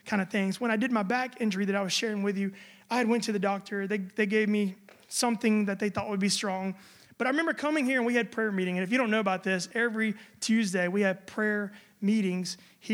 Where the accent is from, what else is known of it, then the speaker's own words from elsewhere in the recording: United States; now in Germany; I'm American